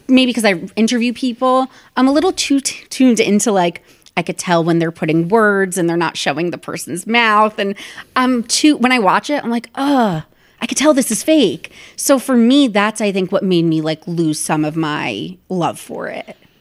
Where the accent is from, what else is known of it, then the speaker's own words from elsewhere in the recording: New Jersey, United States; moved away as an adult; also born or lived in New York; my hometown in New Jersey